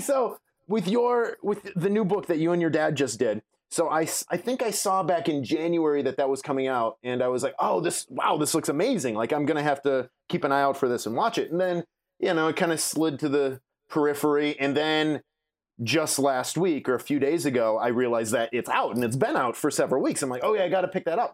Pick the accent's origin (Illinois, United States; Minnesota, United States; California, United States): Minnesota, United States; Milaca; now in Chicago, United States; I grew up in, uh, Minnesota, small town, central, rural Minnesota